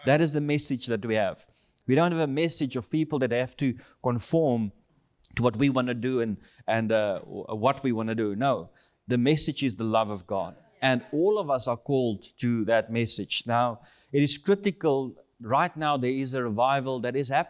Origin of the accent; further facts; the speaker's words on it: South Africa; I'm from South Africa, born in South Africa, and we are currently here in the U.S. We're heading back home end of this month